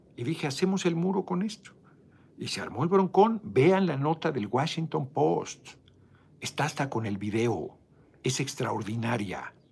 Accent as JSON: {"language": "Spanish", "country": "Mexico", "said": "yo soy mexicano"}